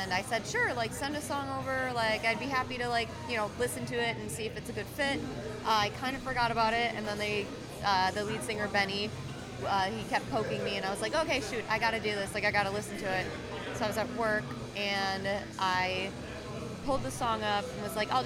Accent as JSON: {"language": "English", "area": "near Milwaukee", "region": "Wisconsin", "country": "United States", "tie": "born or raised there", "also_born_or_lived": "Austin, Texas", "moved": "as an adult", "said": "I grew up near Milwaukee"}